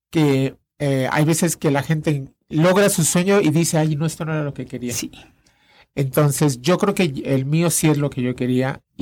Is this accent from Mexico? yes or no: yes; Mexico; como mexicano